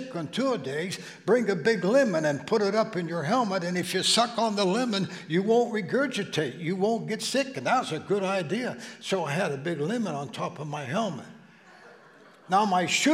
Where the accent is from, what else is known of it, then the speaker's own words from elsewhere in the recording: Steubenville, Ohio, United States; moved away; back in the valley where I grew up in Steubenville